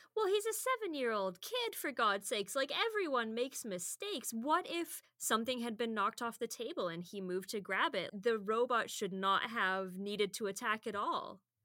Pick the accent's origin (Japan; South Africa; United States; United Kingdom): United Kingdom; now in Edmonton, Canada; as the British person that's used to, like, ninety-eight percent humidity at any given time